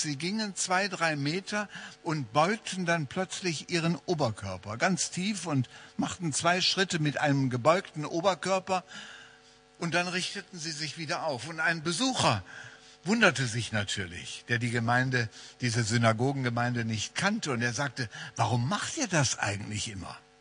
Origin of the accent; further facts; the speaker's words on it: Wuppertal, North Rhine-Westphalia, Germany; in meiner Heimatstadt Wuppertal